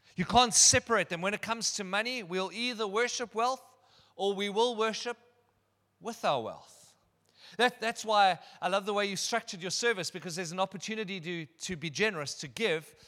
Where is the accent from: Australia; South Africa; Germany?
South Africa; Durbanville, Western Cape; also born or lived in Benoni; I attended school at Kenridge Primary. I grew up in Durbanville, just around the corner.